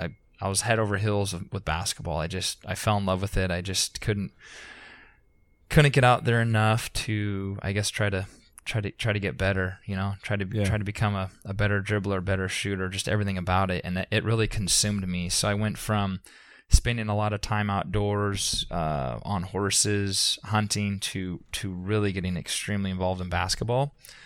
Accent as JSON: {"language": "English", "town": "Concord", "region": "California", "country": "United States", "tie": "born or raised there", "said": "I grew up in Concord, which, like I said, is about an hour and a half"}